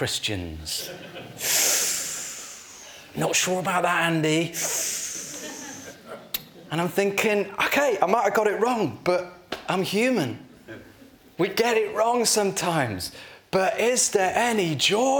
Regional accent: Yorkshire and the Humber, United Kingdom; I'm from Yorkshire.

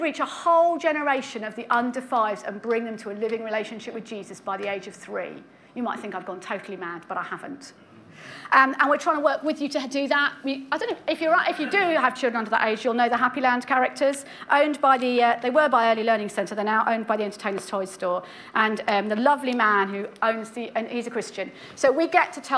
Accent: United Kingdom; we're British

